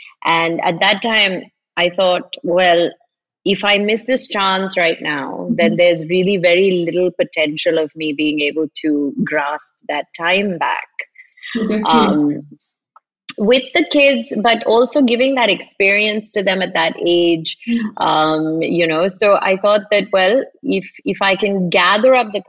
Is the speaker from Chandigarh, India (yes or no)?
no; Kerala, India; also born or lived in Middle East; So I am from Kerala, but I didn't grow up here. I grew up like a lot of Keralites in the Middle East.